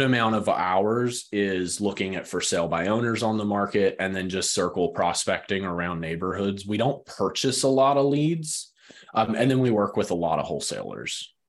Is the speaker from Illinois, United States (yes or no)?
no; West Texas, United States; now in Greensboro, United States; I grew up in West Texas.